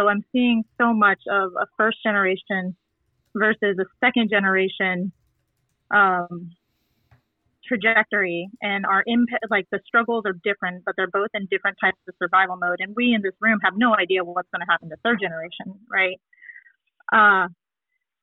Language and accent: English; North Carolina, United States; now in Washington, D.C., United States; I'm from Washington, D.C. Grew up in North Carolina